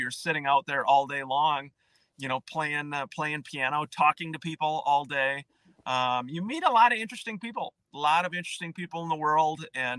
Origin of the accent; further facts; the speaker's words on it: New Prague, Minnesota, United States; We had great bands growing up in New Prague.